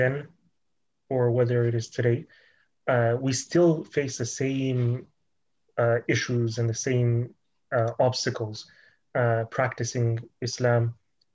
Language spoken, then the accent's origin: English; Toronto, Ontario, Canada; I was born here in Toronto